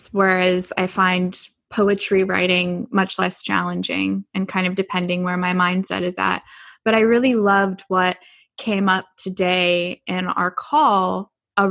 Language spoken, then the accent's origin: English; Richmond, California, United States; So I grew up in the Bay Area in California. So I grew up in Richmond, California.